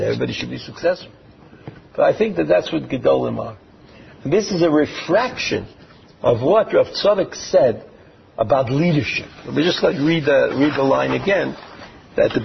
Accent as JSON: {"language": "English", "country": "United States", "tie": "born or raised there", "moved": "yes", "lives_now": "Israel", "said": "when I was growing up in America"}